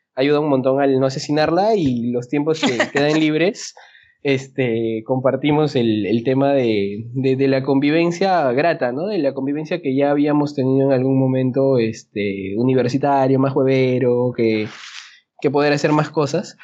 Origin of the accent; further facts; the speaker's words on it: Peru; como buen peruano